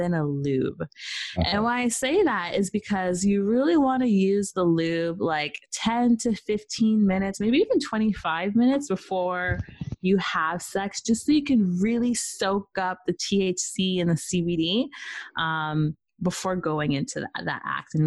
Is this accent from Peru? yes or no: yes; Peru; now in Canada; I'm from Peru. I'm Peruvian, Jamaican, and Irish